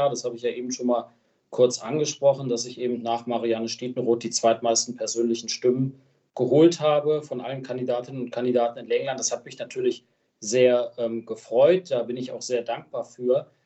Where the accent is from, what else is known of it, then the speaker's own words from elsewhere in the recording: Lenglern, Lower Saxony, Germany; also born or lived in Göttingen; Ich bin ja auch gebürtiger Länglerner, geboren zwar in Göttingen, aber seit meinem dritten oder vierten Lebenstag wohne ich in Lenglern.